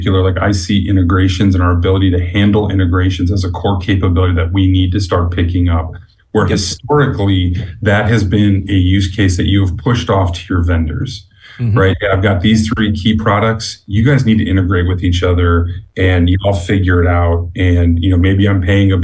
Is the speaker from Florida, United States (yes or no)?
no; Chicago, Illinois, United States; moved away; I'm a Chicagoan by birth, so I'm betraying my roots